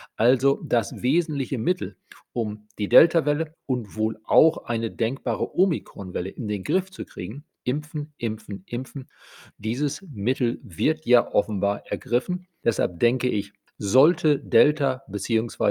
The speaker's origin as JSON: {"language": "German", "country": "Germany", "said": "bei uns in Deutschland"}